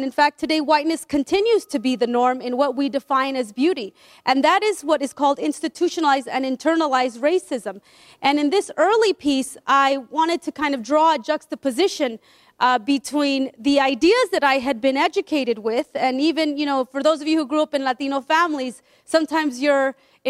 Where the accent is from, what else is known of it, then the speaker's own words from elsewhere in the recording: Peru; I'm from Peru. My family's from Peru, and yet we never talked about our blackness.